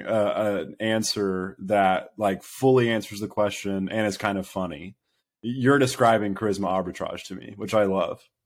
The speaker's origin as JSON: {"language": "English", "town": "Birmingham", "region": "Alabama", "country": "United States", "also_born_or_lived": "Tuscaloosa, Alabama", "said": "I'm from Birmingham, Alabama"}